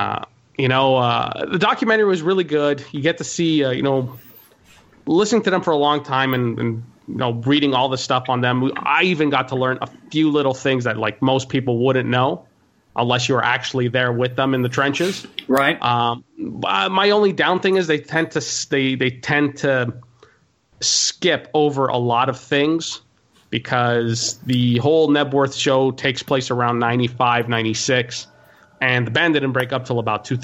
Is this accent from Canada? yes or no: yes; Montreal, Quebec, Canada; Um, well, I'm from Montreal, Quebec, Canada, born and raised, uh, about 36.